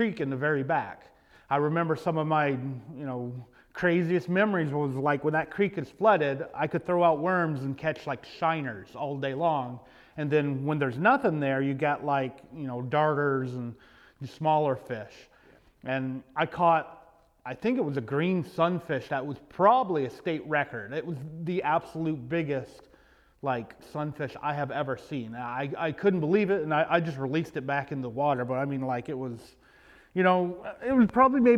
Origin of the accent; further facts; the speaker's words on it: Knoxville, Tennessee, United States; I grew up in Knoxville, Tennessee, where I live right now. In fact, I live in the house that I grew up